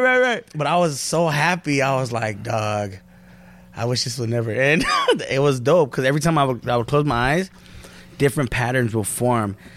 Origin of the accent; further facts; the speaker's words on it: Norwalk, California, United States; that's the hood. Born and raised